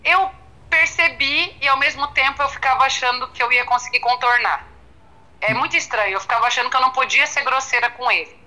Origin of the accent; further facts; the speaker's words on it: interior of Paraná, Brazil; moved away as an adult; also born or lived in Curitiba; now in São Paulo, Brazil; sou do interior do Paraná